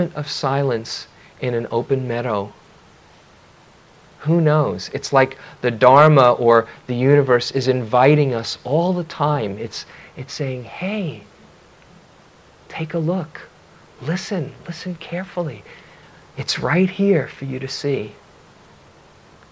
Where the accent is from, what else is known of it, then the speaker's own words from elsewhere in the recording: New York City, New York, United States; when I was a kid growing up in New York City